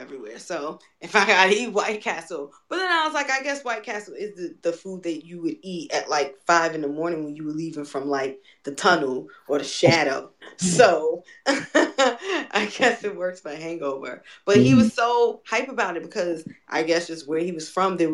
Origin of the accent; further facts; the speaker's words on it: New York, United States; We didn't have Checkers in New York either.